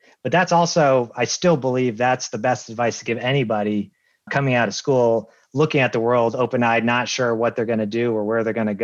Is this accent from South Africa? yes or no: no; Massachusetts, United States; moved away as an adult; also born or lived in Lancaster, Pennsylvania; I'm from Massachusetts. I went back to Massachusetts